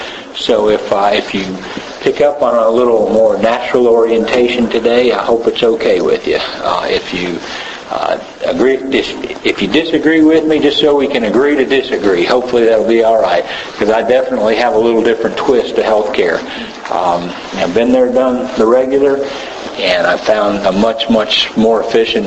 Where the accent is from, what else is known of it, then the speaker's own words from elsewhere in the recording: Tennessee, United States; I'm from Tennessee, long way from here